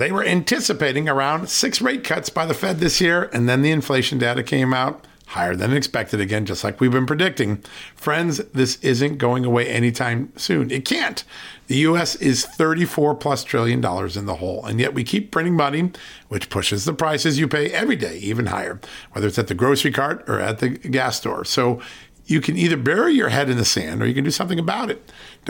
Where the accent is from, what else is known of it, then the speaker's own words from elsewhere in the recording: Virginia, United States; a former congressman here from Virginia, my home state.